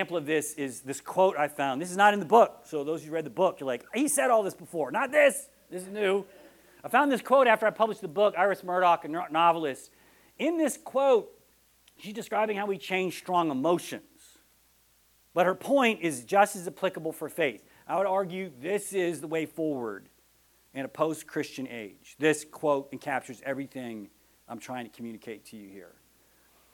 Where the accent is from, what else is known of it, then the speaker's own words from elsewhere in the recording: Texas, United States; I'm from Texas, and that's how we dance